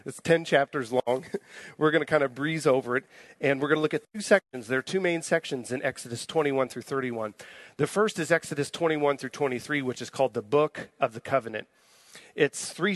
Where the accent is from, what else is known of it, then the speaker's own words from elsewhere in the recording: Missouri, United States; growing up in Missouri